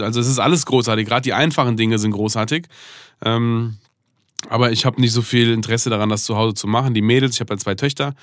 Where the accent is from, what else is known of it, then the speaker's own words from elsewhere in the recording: Germany; ich bin in Deutschland aufgewachsen. Ich bin eigentlich neunundneunzig Prozent Deutscher